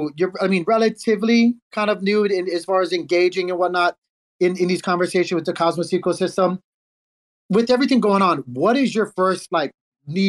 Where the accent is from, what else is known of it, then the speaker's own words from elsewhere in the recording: United States; I'm an American